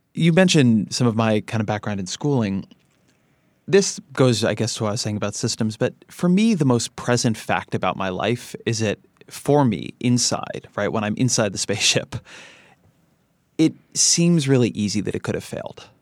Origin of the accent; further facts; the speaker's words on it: Irvine, California, United States; outside Los Angeles. I grew up in Irvine, California